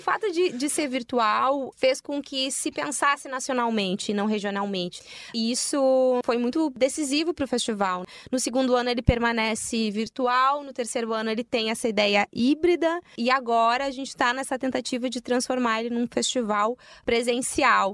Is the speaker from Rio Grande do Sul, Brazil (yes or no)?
yes; Rio Grande do Sul, Brazil; tu fala que é gaúcha, e aí olham para mim, eu, crespa, uh, negra